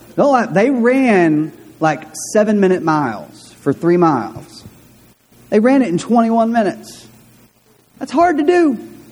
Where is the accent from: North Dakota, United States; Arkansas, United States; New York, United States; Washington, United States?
Arkansas, United States; De Queen; I grew up in De Queen, and in De Queen, uh, when I was in eighth or ninth grade, um, De Queen became a small Hispanic community in southwestern Arkansas